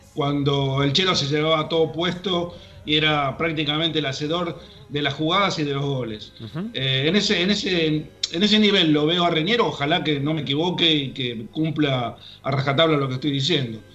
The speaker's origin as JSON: {"language": "Spanish", "country": "Argentina", "said": "somos los, los argentinos"}